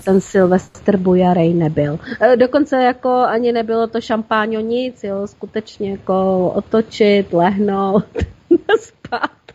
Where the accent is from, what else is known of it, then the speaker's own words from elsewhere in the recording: Plzeň, Plzeň Region, Czechia; now in Prague, Czech Republic; U nás Plzni, u nás v Plzni bejval ohňostroj